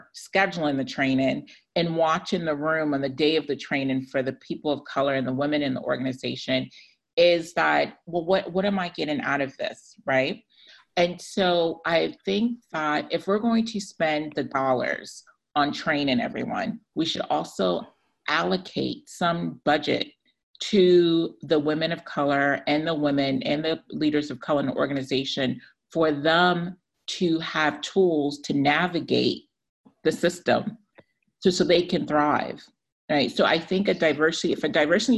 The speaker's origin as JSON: {"language": "English", "country": "Ghana", "moved": "yes", "lives_now": "United States", "said": "I identify as a Ghanaian American, an immigrant, a Black woman"}